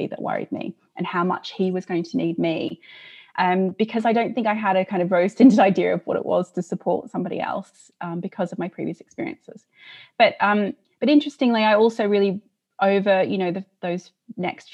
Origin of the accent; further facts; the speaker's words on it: Australia; moved away as an adult; now in United Kingdom; I'm originally, you can probably hear from my accent, not from here. I'm Australian, although I've lived here for a very long time.